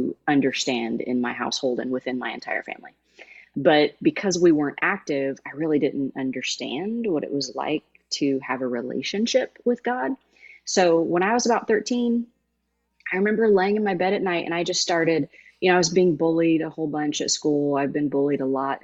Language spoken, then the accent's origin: English; Jamestown, Indiana, United States; I'm from Jamestown, Indiana